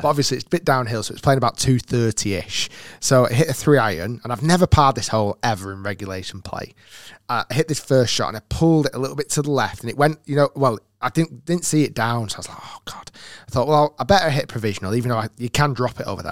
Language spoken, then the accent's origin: English; United Kingdom; being a Brit as well